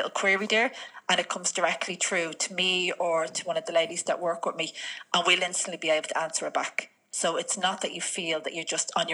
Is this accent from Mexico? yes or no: no; Dublin, Leinster, Ireland; moved away as an adult; also born or lived in Spain; now in Kildare, Ireland; We grew up together in East Wall.